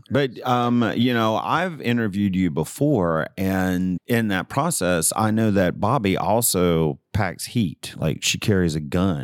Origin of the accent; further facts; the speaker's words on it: the South, United States; I am from the South